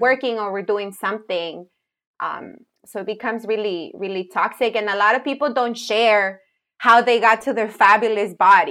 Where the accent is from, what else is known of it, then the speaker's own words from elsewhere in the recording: Jalisco, Mexico; moved away; I'm a tapatía. I grew up in Jalisco